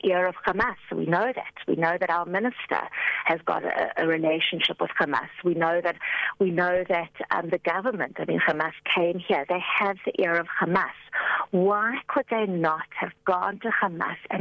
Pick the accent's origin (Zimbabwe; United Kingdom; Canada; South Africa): South Africa; As a South African citizen